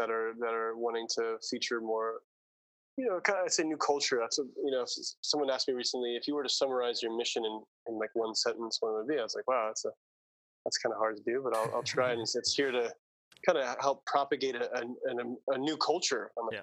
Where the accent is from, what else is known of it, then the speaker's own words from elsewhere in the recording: New York City, New York, United States; moved away as an adult; also born or lived in Ojai, California / Maui, Hawaii; now in Ubud, Indonesia; I grew up, I was born in Manhattan and raised in both Brooklyn and Staten Island, New York. So New York City